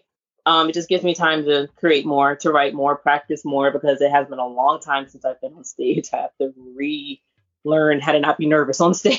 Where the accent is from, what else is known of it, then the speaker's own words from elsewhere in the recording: Hampton Roads, Virginia, United States; from Hampton Roads, Virginia. A lot of people from this area, 757.